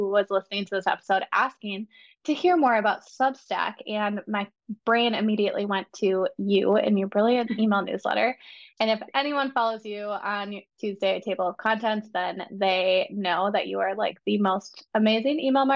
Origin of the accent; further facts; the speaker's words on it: Midwest, United States; us Midwesterns